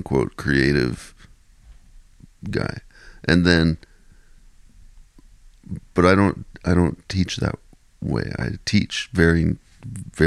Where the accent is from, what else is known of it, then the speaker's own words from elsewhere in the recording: Ottawa, Ontario, Canada; growing up in Ottawa